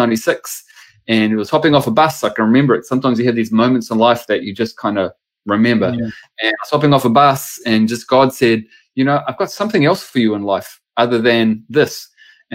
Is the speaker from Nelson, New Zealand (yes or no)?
no; Palmerston North, Manawatū-Whanganui, New Zealand; now in Auckland, New Zealand; I go back to Palmerston North as my hometown. I grew up in Palmy down there